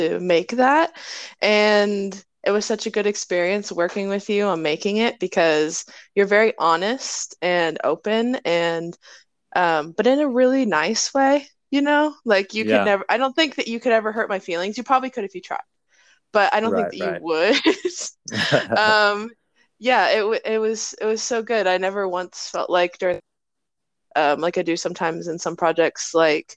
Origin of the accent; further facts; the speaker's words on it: Ohio, United States; I am from Ohio, the state of abandoned buildings